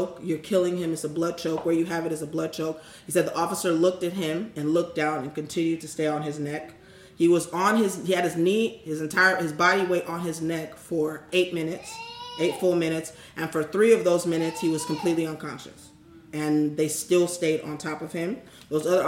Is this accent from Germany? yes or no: no; Houston, Texas, United States; from Houston, my hometown.